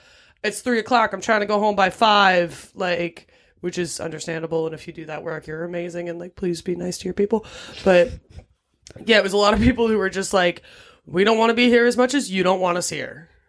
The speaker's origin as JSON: {"language": "English", "town": "Philadelphia", "region": "Pennsylvania", "country": "United States", "said": "we're from Philly."}